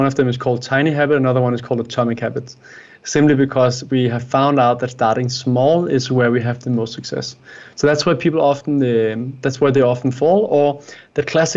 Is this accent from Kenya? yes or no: no; Denmark; I am from Denmark, Scandinavia